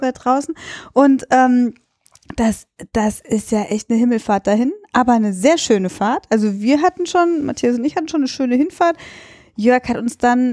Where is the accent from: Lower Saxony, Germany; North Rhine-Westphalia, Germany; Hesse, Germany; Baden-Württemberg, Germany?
North Rhine-Westphalia, Germany; Cologne; ich bin Europäerin oder ich komme halt aus Köln